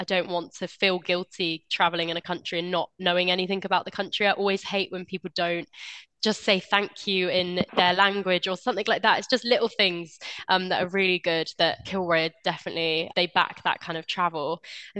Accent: Bristol, South West England, United Kingdom; I'm from Bristol and I love the city.

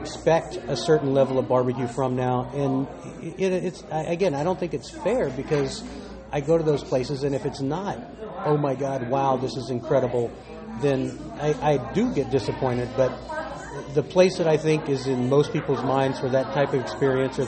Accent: Texas, United States; I grew up in Texas

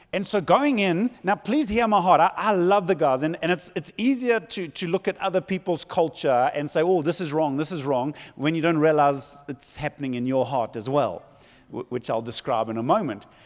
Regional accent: Zululand, KwaZulu-Natal, South Africa; I come from Zululand

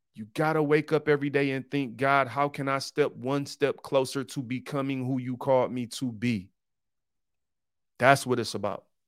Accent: Detroit, Michigan, United States; I'm from Detroit. I grew up on Seven Mile. Detroit was 88% black when I was growing up

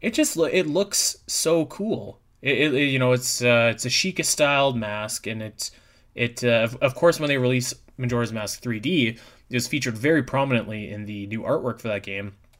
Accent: Canada; I'm from Canada.

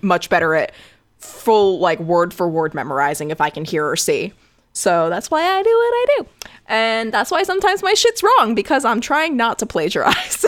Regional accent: Connecticut, United States; I was raised in Connecticut

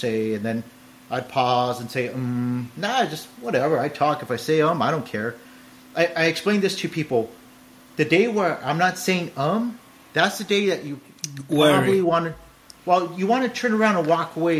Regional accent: California, United States; I'm from California

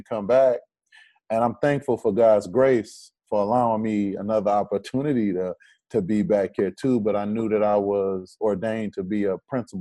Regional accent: Detroit, Michigan, United States; I'm from Detroit

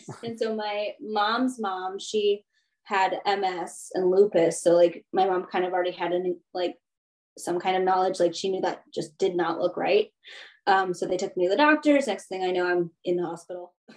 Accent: Baltimore County, Maryland, United States; also born or lived in Anhui, China; I grew up in the in Baltimore County

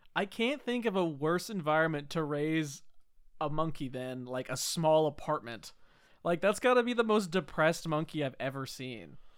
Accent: Whidbey Island, Washington, United States; I'm from Woodby Island

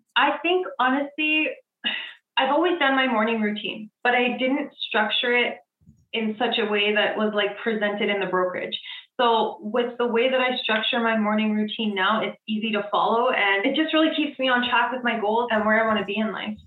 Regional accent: Edmonton, Alberta, Canada; I am from Edmonton, Alberta

